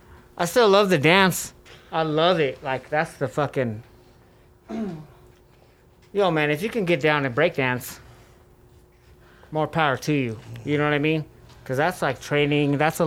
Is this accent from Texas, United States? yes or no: no; Denver, Colorado, United States; Yeah. I'm from Ruby Hill. I had to walk a lot, but that was good for me.